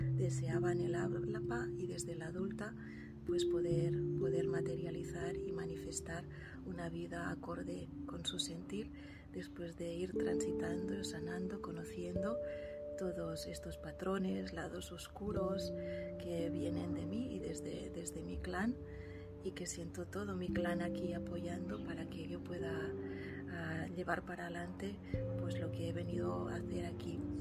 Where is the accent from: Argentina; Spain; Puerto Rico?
Spain; near Barcelona, Catalonia; soy de Barcelona, de cerca de Barcelona, Cataluña